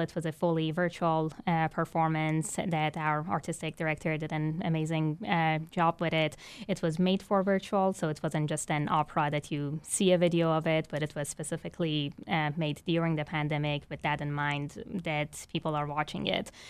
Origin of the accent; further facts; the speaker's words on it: Iran; now in Baton Rouge, United States; I was born and raised in Iran, an Islamic country that does not consider music legitimate